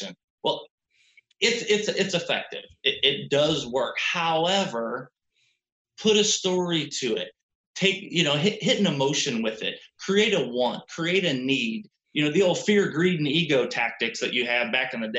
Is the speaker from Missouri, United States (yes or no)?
yes; St. Louis, Missouri, United States; I'm from St. Louis